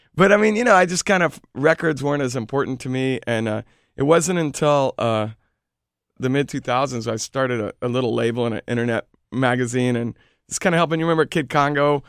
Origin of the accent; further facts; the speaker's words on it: Houston, Texas, United States; also born or lived in Austin, Texas; now in New York, United States; I'm originally from Houston